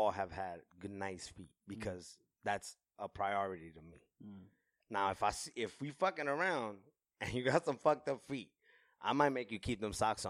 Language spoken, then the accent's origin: English; New York, United States; because I'm from New York